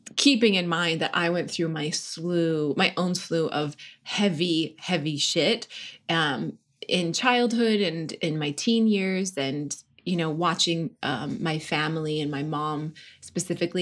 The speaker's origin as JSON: {"language": "English", "region": "North Dakota", "country": "United States", "tie": "born or raised there", "also_born_or_lived": "Washington, D.C.", "moved": "yes", "lives_now": "Los Angeles, United States", "said": "I grew up in North Dakota and I was raised Catholic, Irish Catholic"}